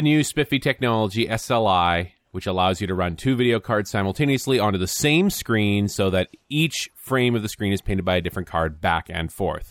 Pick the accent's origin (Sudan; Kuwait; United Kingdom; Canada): Canada; being a Canadian